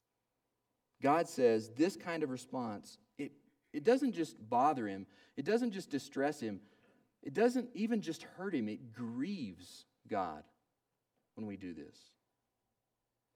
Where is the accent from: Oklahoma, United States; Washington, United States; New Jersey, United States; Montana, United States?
Oklahoma, United States; When I was growing up in Oklahoma, we had a yard.